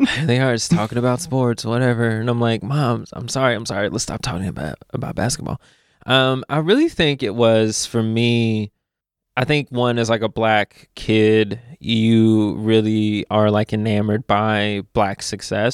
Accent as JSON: {"language": "English", "town": "Louisville", "region": "Kentucky", "country": "United States", "tie": "born or raised there", "also_born_or_lived": "Memphis", "moved": "as an adult", "lives_now": "Chicago, United States", "said": "growing up in Louisville, Kentucky fan"}